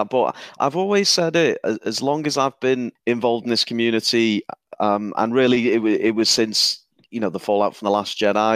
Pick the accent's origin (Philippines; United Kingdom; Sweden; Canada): United Kingdom; the north of England; accent: Northern English; my Northern English accent